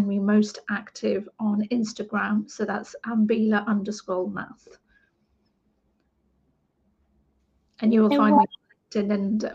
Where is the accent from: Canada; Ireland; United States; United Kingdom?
United Kingdom; England; I'm an British Asian woman, second generation Indian Asian woman in England